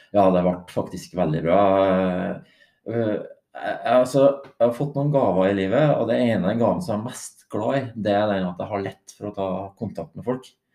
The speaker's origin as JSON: {"language": "Norwegian", "town": "Grong", "region": "Trøndelag", "country": "Norway", "said": "jeg er jo fra Grong, en liten plass i Trøndelag"}